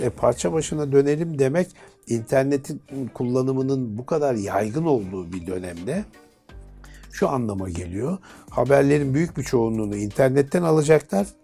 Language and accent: Turkish; Istanbul, Turkey; Beşiktaş'ta doğdum, büyüdüm